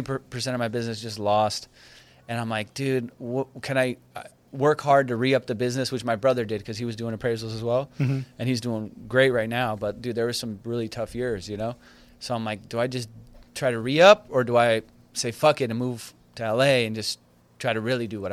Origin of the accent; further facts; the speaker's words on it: Iran; now in United States; I just did it because we're immigrants, you know, we're from Iran. So we came here.